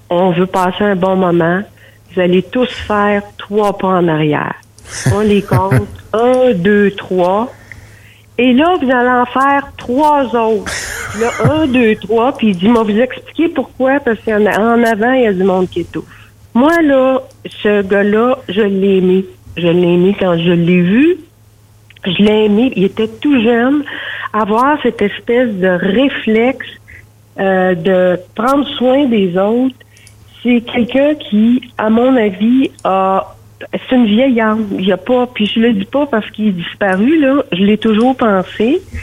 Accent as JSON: {"language": "French", "town": "Drummondville", "region": "Quebec", "country": "Canada", "said": "Drummond, je viens de Drummond."}